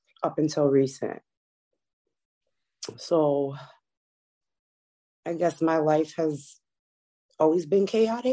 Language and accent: English; Chicago, Illinois, United States; also born or lived in California; When I was 4, my parents sent me to Chicago to, I believe, to live with my grandmother at first.